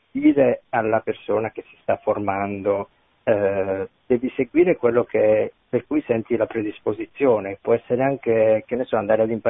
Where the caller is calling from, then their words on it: Milan, Lombardy, Italy; Salve, siamo da Milano.